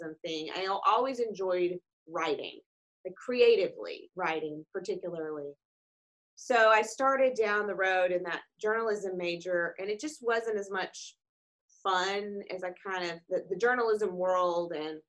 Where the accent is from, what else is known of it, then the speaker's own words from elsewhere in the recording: Paducah, Kentucky, United States; I grew up in Paducah, Kentucky on a farm